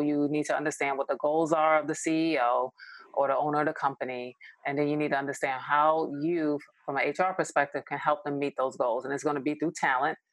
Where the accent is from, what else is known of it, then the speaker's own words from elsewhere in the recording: New York, United States; moved away as an adult; now in Los Angeles, United States; I'm originally from New York. I live